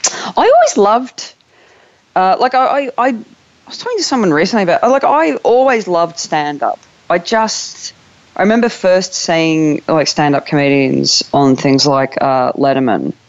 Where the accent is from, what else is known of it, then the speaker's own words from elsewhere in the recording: Newcastle, New South Wales, Australia; moved away as an adult; now in United Kingdom; I was born in Newcastle, Australia